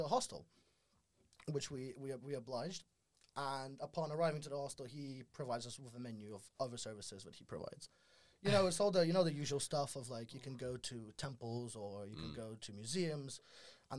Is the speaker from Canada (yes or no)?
no; Russia; also born or lived in Exeter; now in London, United Kingdom; I'm from Russia. I went to Exeter University. I reside in the beautiful city of London now.